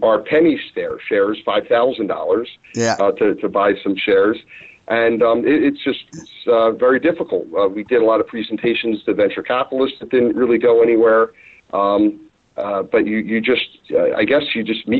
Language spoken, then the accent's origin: English; Philadelphia, Pennsylvania, United States; My brother Jeff and I, since we were kids, we sold pretzels. We're from Philly and sold pretzels